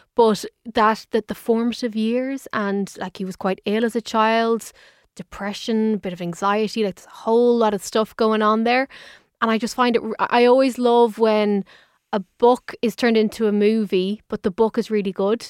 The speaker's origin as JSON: {"language": "English", "town": "Dublin", "region": "Leinster", "country": "Ireland", "said": "I'm from Dublin"}